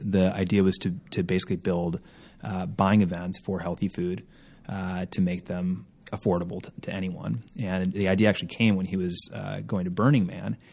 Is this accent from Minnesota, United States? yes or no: yes; Minneapolis, Minnesota, United States; moved away as an adult; also born or lived in Boston; now in Los Angeles, United States; I grew up in Minneapolis, Minnesota